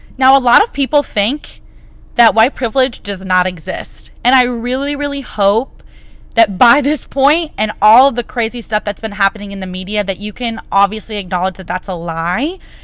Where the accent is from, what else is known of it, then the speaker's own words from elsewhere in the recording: United States; as an American citizen